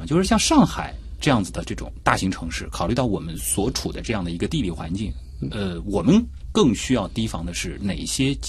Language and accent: Chinese; Shanghai, China; born there; 其实我作为一名出生在上海的八零后